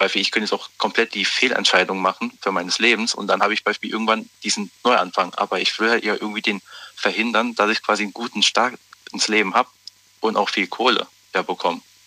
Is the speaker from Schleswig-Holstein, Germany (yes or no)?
no; Zweibrücken, Rhineland-Palatinate, Germany; ich bin aus Zweibrücken, Rheinland-Pfalz